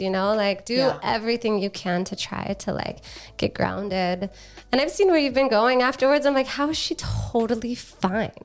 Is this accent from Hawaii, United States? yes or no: yes; Hawaii, United States; now in San Diego, United States; I grew up in Hawaii